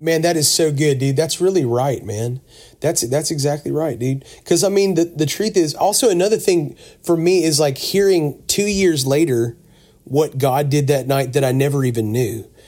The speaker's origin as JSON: {"language": "English", "town": "Pensacola", "region": "Florida", "country": "United States", "tie": "born or raised there", "moved": "yes", "lives_now": "Mount Juliet, United States", "said": "I grew up on the Gulf Coast down around Pensacola, Florida"}